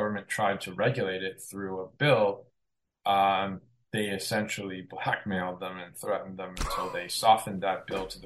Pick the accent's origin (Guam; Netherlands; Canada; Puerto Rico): Canada; I am Canadian, I work in Canada